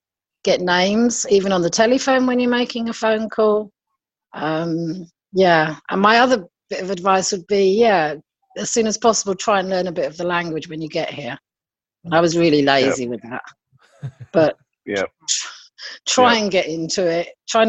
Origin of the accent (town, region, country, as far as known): United Kingdom